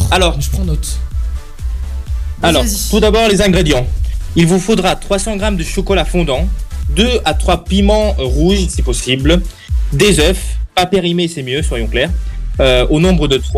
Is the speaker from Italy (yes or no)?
yes; Italy; French is a second language; Oui, bon, je suis italien, vous allez me pardonner.